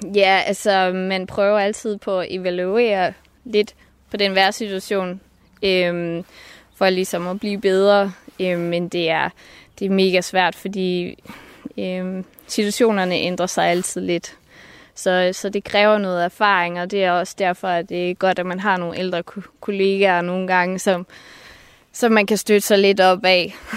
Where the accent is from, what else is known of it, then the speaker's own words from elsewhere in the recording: Marstal, Southern Denmark, Denmark; nu er jeg født i Marstal på Ærø, nede i det sydfynske